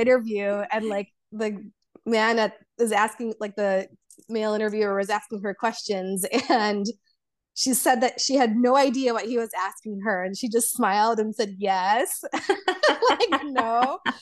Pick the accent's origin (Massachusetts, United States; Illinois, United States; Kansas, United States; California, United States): Illinois, United States; Chicago; first language Polish and Serbian; English is a second language; growing up in America